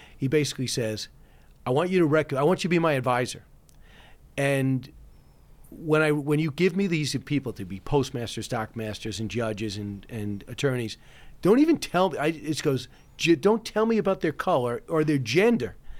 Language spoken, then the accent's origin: English; Manhasset, New York, United States; also born or lived in California; My dad owned a bar in Manhasset